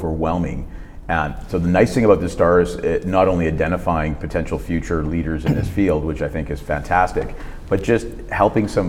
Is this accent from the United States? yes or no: no; Canada; I come from Canada